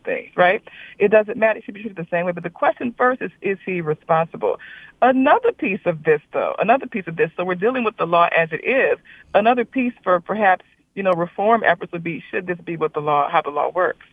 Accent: South Louisiana, United States; I grew up in South Louisiana with a, with parents from North Louisiana

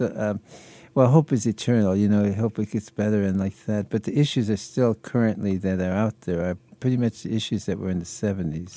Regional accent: Detroit, Michigan, United States; I was born and bred in Detroit

